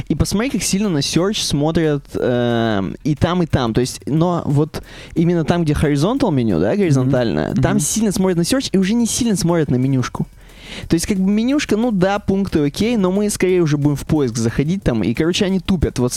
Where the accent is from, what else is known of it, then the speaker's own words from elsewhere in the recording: Michigan, United States; я из Мичигана, если что.